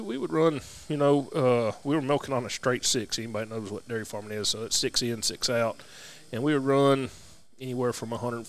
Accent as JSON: {"language": "English", "town": "Campbellsville", "region": "Kentucky", "country": "United States", "tie": "born or raised there", "also_born_or_lived": "Russell County, Kentucky"}